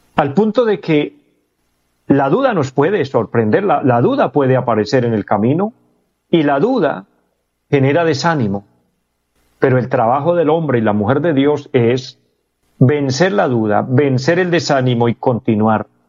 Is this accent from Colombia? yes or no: yes; Colombia